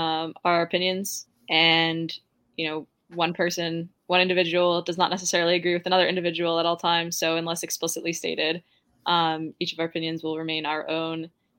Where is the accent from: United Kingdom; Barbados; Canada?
Canada; Toronto, Ontario; I'm 23 years old. I started playing hockey when I was 5. I'm from Toronto.